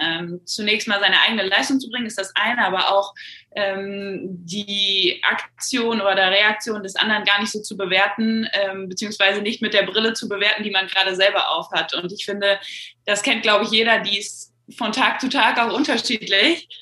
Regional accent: North Rhine-Westphalia, Germany; über einen relativ kleinen Verein in meiner Heimatstadt dann in die NRW-Auswahl ähm, gekommen

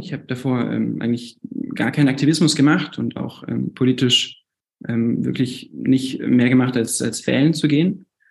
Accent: France; moved away as an adult; now in Munich, Germany; ich bin 24 und bin in München geboren. Ähm, meine Eltern waren zum Studium dort und wir sind dann nach Frankreich umgezogen. Ich bin deswegen zwei, zweisprachig aufgewachsen

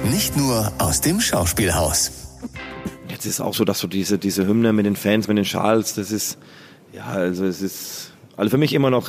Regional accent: Southern Germany, Germany; now in Bochum, Germany; ich kam ja aus, ursprünglich aus dem Süden oder komme aus dem Süden, wo meine, meine meine Heimat ist. Und äh, Bochum ist ja meine, meine Heimat geworden.

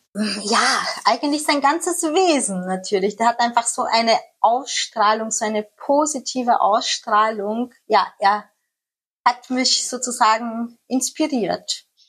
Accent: Amstetten, Lower Austria, Austria; now in Netherlands; ich bin ja in Österreich aufgewachsen

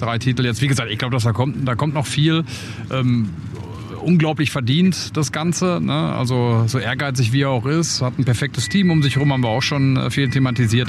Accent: Dortmund, North Rhine-Westphalia, Germany; ich komme ja aus Dortmund

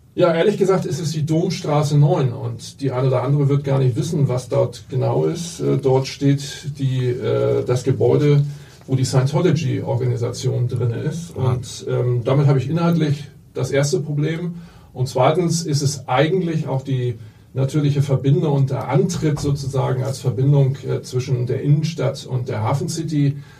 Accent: Hamburg, Germany; ich bin aufgewachsen und in der Tat geboren hier

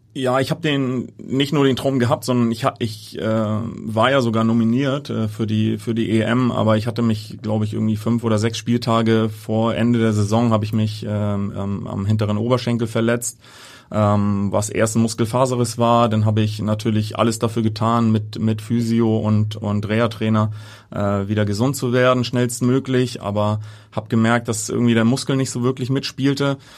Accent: Hamburg, Germany; also born or lived in Niendorf, Hamburg; gebürtig Altona, ja, aber mittlerweile in Niendorf äh, ansässig

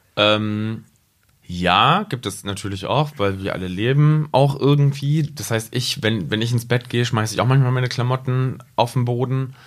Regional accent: Rinteln, Lower Saxony, Germany; now in Braunschweig, Germany; aus Rinteln.

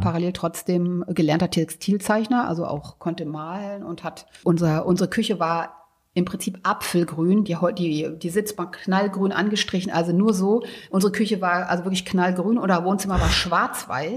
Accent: a village near Braunschweig, Lower Saxony, Germany; ich bin ja auf dem Dorf groß geworden

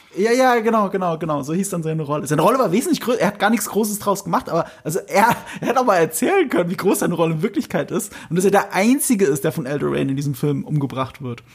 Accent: Germany; wir Deutschen

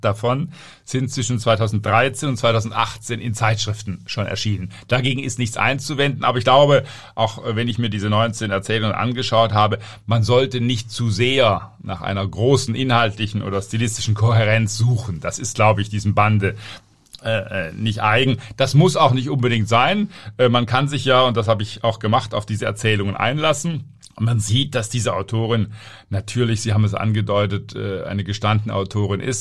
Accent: Southern Germany, Germany; Ich komme ja auch aus Süddeutschland

